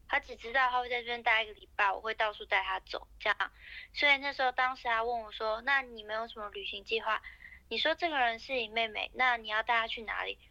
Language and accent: Chinese; Taiwan